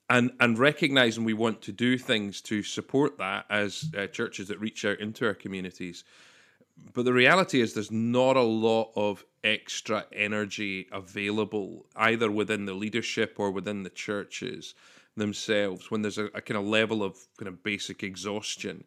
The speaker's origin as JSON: {"language": "English", "region": "Scotland", "country": "United Kingdom", "said": "we're Scottish"}